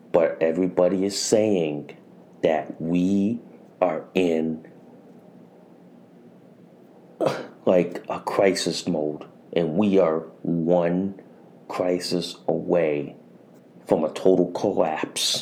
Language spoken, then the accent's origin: English; Connecticut, United States; In my hometown in Connecticut